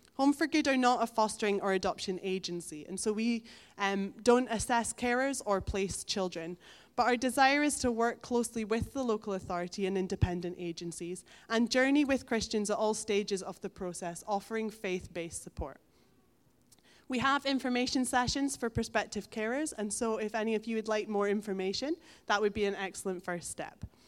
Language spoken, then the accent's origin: English; Elgin, Scotland, United Kingdom; moved away as an adult; now in Stonehaven, United Kingdom; I grew up in Elgin